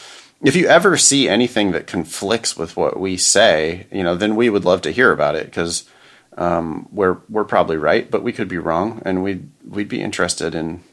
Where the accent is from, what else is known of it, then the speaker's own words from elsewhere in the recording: Ripon, California, United States; There's a huge sign that was up in my hometown, my little tiny hometown of Ripon, California.